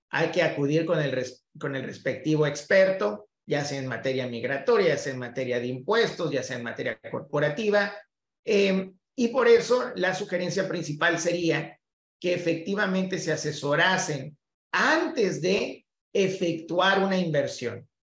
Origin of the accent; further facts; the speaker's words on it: Mexico City, Mexico; now in Texas, United States; Yo soy de la Ciudad de México y eh, soy abogado también mexicano, ¿no?